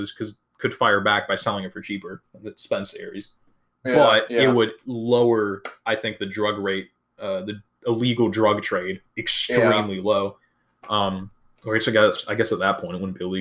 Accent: Wisconsin, United States; moved away; I'm originally from Wisconsin

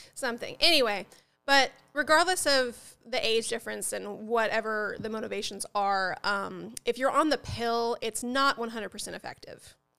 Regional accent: Upper Midwest, United States; also born or lived in Southern United States; I was born in the South, but I wasn't raised in the South. I was raised in the, in the, uh, you know, like, upper Midwest

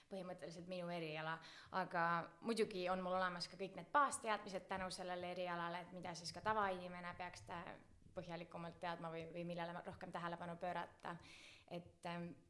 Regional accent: Räpina, Põlva County, Estonia; now in Tartu, Estonia; kust ma tulen, ma olen tegelikult siit Tartu lähedalt või noh, Põlvamaalt pärit

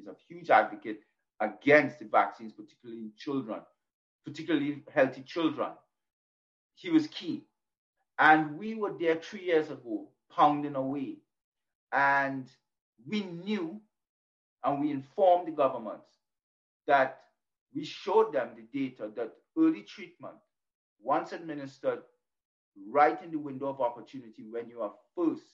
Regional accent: Canada; now in United States; I'm a Canadian citizen, even though I live in America, I'm a U.S. resident.

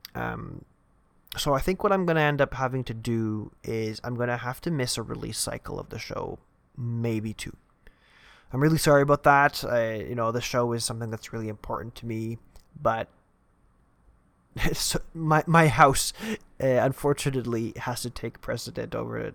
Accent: Canada; I'm also Canadian

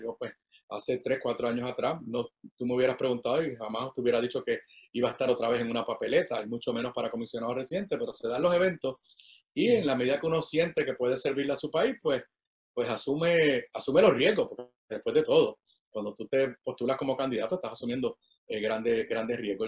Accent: San Juan, Puerto Rico; also born or lived in Washington, D.C.; yo soy nacido y criado aquí en, Río Piedra

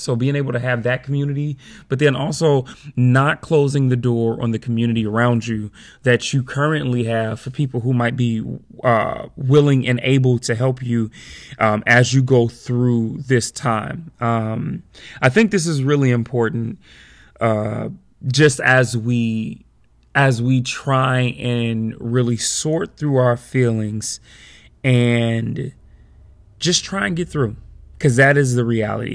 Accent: Chicago, Illinois, United States; moved away; when I go back home to Chicago for the summer

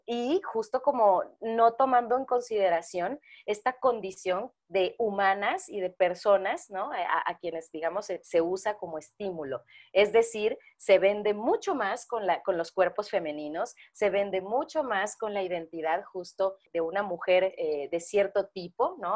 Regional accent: Tapachula, Chiapas, Mexico; yo, soy de Chiapas, de Tapachula, y hacía un chingo de calor.

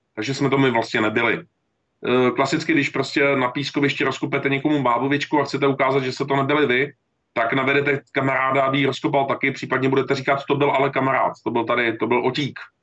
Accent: Czechia; já jsem Čech, já jsem, já jsem občan České republiky

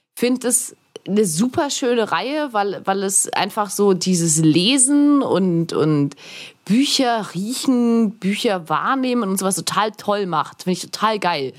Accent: Augsburg, Bavaria, Germany; moved away; also born or lived in Erlangen; in meiner Heimatstadt Augsburg

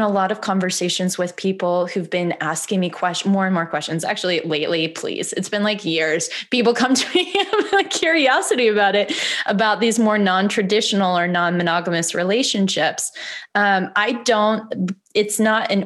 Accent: Missouri, United States; now in Los Angeles, United States; I grew up in Missouri

